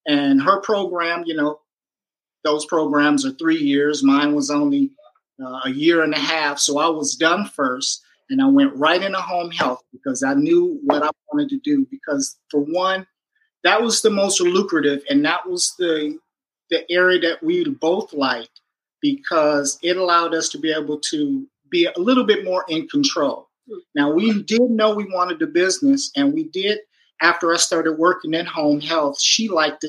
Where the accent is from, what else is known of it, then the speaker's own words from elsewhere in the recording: Michigan, United States; moved away as an adult; now in California, United States; we're both from Michigan, Michiganders.